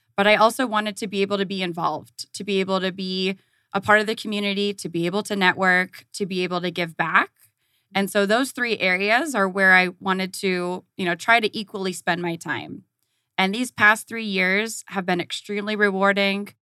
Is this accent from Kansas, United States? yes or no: no; Southern California, United States; moved away as an adult; also born or lived in Tucson, Arizona; now in Phoenix, United States; I grew up in Southern California